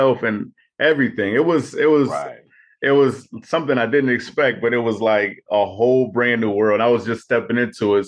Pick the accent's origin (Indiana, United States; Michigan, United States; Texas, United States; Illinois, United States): Illinois, United States; Chicago; also born or lived in San Diego / Alabama / Virginia; I was born in San Diego, raised in Chicago, spent time in Alabama and Virginia